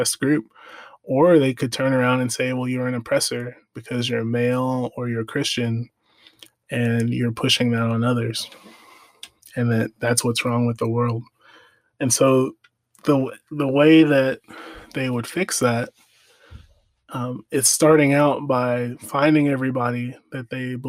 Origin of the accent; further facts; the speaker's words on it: United States; I'm African American